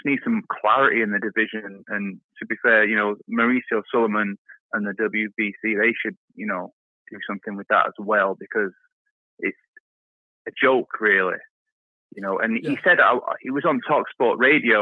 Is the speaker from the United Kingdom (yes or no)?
yes; United Kingdom; I'm British